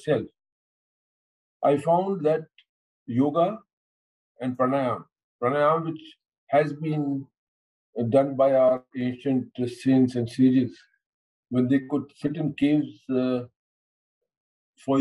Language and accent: English; India; what we maintain as Indians